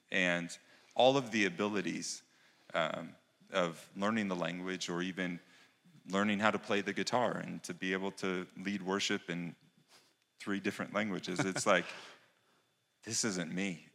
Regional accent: United States; moved away; being an American

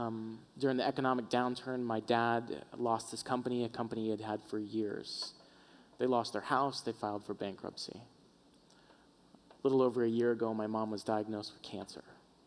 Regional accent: Florida, United States; moved away as an adult; We moved up from Florida. All of our family lives on the southeast East Coast. And about when we moved out here, my mom, who's still back at home, was in a bad car accident.

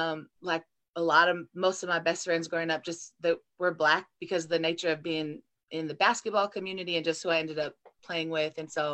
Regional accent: Inland Empire, Southern California, United States; moved away; I'm from the Inland Empire of Southern California.

